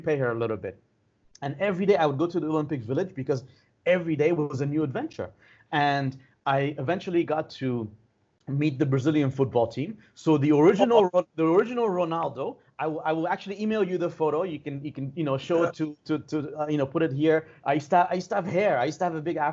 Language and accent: English; Iran; moved away; from Iran